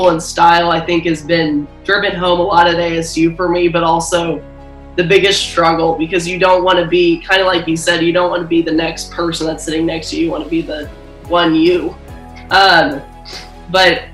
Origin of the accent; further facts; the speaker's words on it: Kansas City, United States; I'm from Kansas City, so I grew up a huge Kansas basketball fan